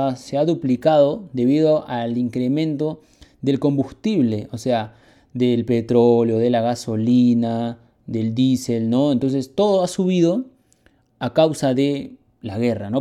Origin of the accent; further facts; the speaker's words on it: Peru; Los peruanos somos arroceros, de ley